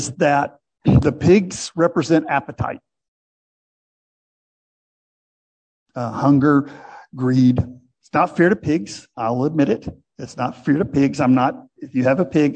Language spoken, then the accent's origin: English; United States; As an American